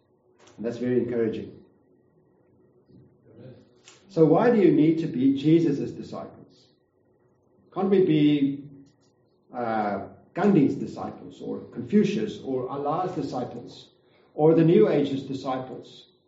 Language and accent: English; Kempton Park, Gauteng, South Africa; we've moved back and forth to Gauteng. I came from Kempton Park, moved back and forth.